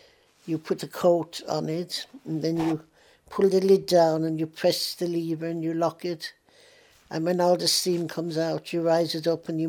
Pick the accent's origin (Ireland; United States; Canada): Ireland; now in London, United Kingdom; I still look on Ireland as my home. I am an Irish patriot.